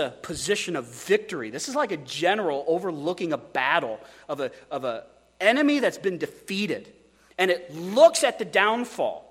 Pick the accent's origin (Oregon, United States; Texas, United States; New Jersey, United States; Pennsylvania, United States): Oregon, United States; I say, Oregon